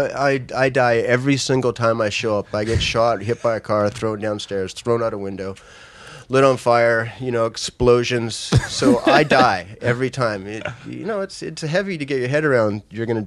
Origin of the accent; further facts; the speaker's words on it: Vancouver, British Columbia, Canada; in front of my hometown, friends and family